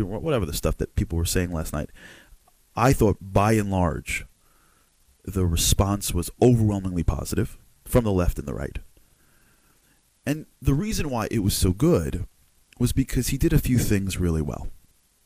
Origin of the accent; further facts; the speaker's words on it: United States; I'm an American guy